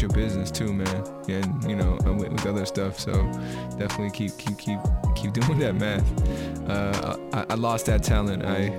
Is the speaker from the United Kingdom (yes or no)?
no; Philippines; You know, I'm Filipino, so there's meat in our diet, like crazy meat in our diet.